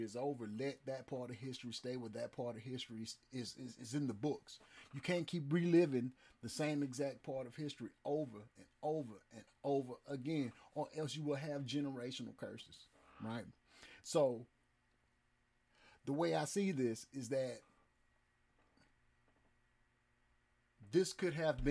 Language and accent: English; United States; I live in America. I was born in America